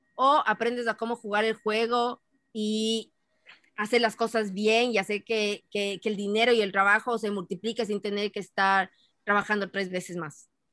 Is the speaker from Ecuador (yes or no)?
yes; Ecuador; moved away as an adult; also born or lived in Boston, United States; now in United States; si estás en el Ecuador, la mayoría somos ecuatorianos